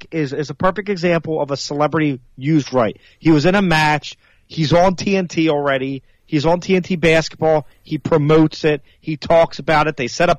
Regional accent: New Jersey, United States; I'm from New Jersey, so obviously we had to watch what our state was being made fun of about.

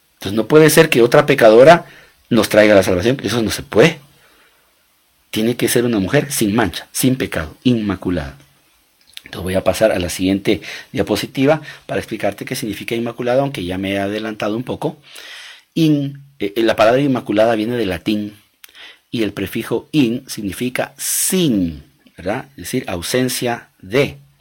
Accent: Guatemala; yo soy guatemalteco, mi esposa guatemalteca, nos casamos en Guatemala, tuvimos nuestros hijos en Guatemala.

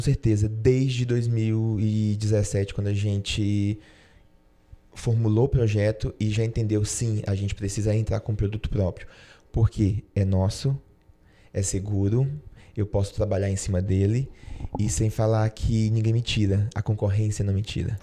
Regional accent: Tocantins, Brazil; moved away as an adult; eu sou tocantinense. É, enfim, eu fiquei no, no, Tocantins até os meus 18 anos

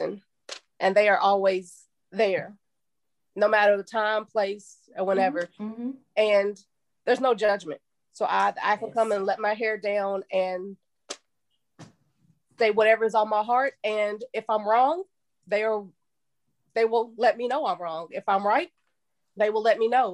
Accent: Lexington, Kentucky, United States; Born and raised in Lexington, Kentucky.

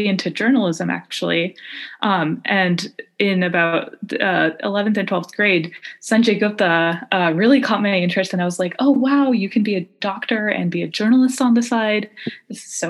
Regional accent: Bay Area, Northern California, United States; moved away as an adult; also born or lived in Los Angeles, United States; now in Phoenix, United States; So I grew up in Northern California in the Bay Area.

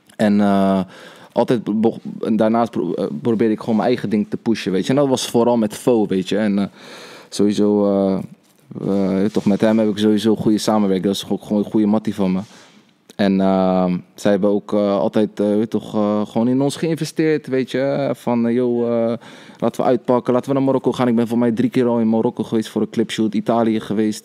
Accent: Rotterdam, South Holland, Netherlands; geboren en getogen in Rotterdam

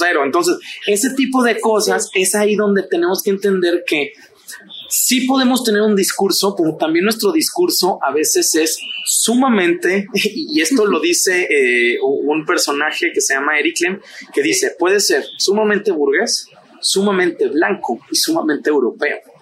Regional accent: Mexico; somos mexicanos

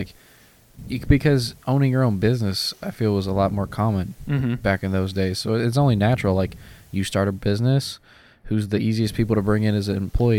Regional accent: the South, United States; I grew up in the South

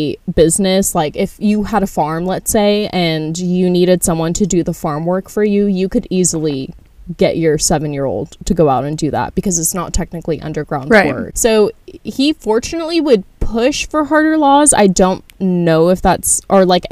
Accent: United States; we're from America

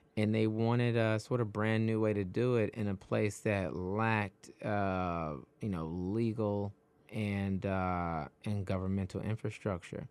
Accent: Detroit, Michigan, United States; now in New York, United States; I'm originally from Detroit, and I felt like I had to flee Detroit

